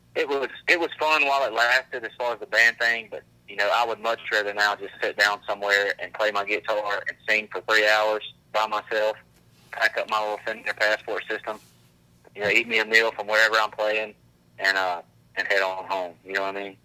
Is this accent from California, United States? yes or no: no; Grand Bay, Alabama, United States; we we're from Grand Bay, dude. You know, I grew up at the end of a dirt road.